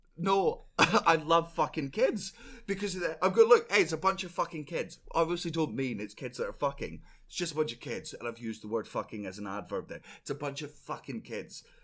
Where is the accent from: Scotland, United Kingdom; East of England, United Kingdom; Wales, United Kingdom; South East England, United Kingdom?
Scotland, United Kingdom; I'm Scottish